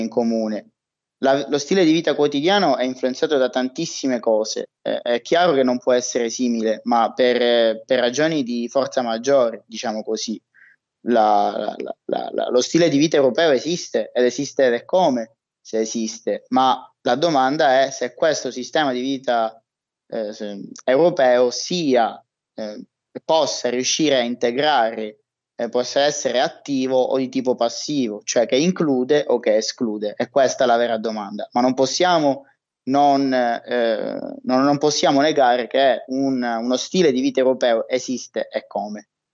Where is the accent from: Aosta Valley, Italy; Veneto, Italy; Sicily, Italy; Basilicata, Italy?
Sicily, Italy; Palermo; moved away; also born or lived in Trento; io sono palermitano